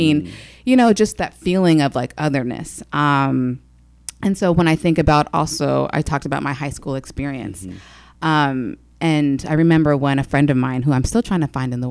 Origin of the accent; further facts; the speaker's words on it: Federal Way, Washington, United States; also born or lived in Seattle, Washington; I'm from Seattle, Washington originally